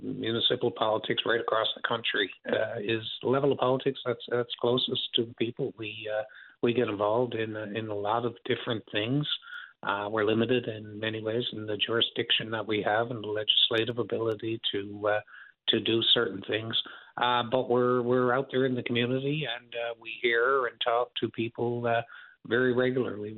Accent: St. John's, Newfoundland and Labrador, Canada; I'm from St. John's and grew up here.

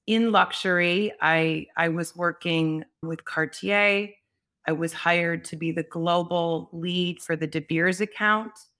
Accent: Chicago, Illinois, United States; I actually started at age fifteen, I'm from Chicago, working on the floor of the Mercantile Exchange

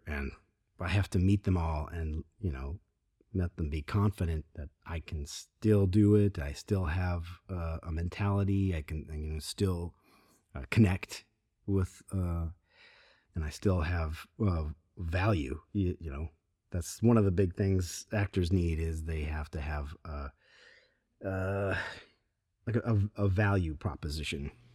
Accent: Grand Rapids, Michigan, United States; moved away as an adult; now in California, United States; Where we grew up, it's, it's, it's Very rad

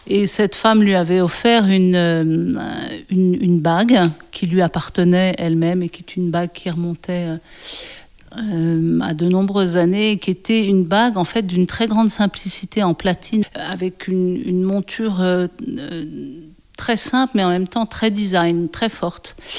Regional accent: Ain, near Lyon, Auvergne-Rhône-Alpes, France; also born or lived in Paris; Je suis née à Paris, dans le premier arrondissement, mais on a déménagé assez rapidement. Euh, à côté de Lyon, dans un département qui s'appelle l'Ain, euh, et on habitait euh, une dépendance d'un château dans un petit village de 100 habitants pendant 16 ans.

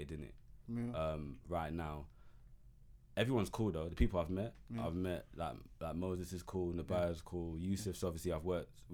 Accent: London, United Kingdom; I'm just from Newham, I just grew up completely differently to them

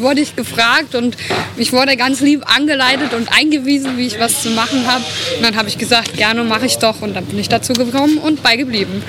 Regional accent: the region around Eschwege, Hesse, Germany; dass ich hier aus der Region komme, bin ich schon als seit kleines Kind immer aufs Festival gegangen

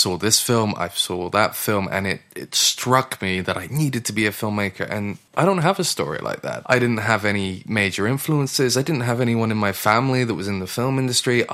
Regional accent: Gloucester, South West England, United Kingdom; moved away as an adult; also born or lived in Stroud / Oslo; I grew up in Gloucester and I actually went to school here in Stroud, just down the road.

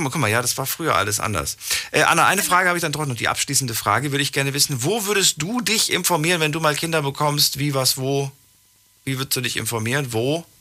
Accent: Frankfurt, Hesse, Germany; Ich bin in Frankfurt groß geworden

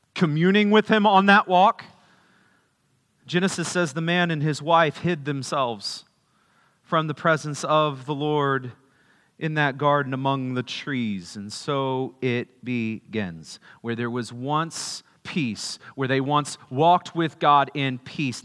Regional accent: Kerrville, Texas, United States; I was born in Kerrville

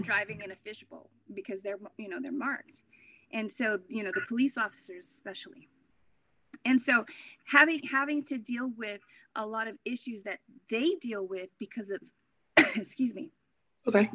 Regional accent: Corpus Christi, Texas, United States; now in Anchorage, United States; originally I'm from Corpus Christi, Texas.

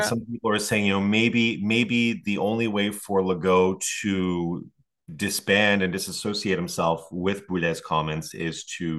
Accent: Quebec, Canada; Montreal is really disconnected from my hometown here in the Mauricie, and I just don't see any affinity with them whatsoever.

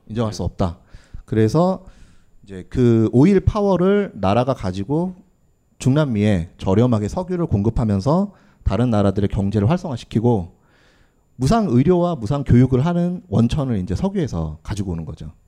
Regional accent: South Korea; 나는 한국인이다. 소이 꼬레아노, 꼬레아노

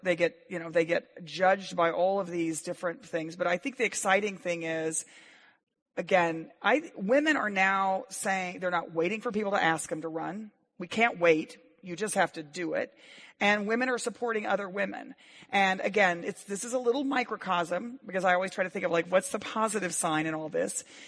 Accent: Waco, Texas, United States; my hometown of Waco, Texas

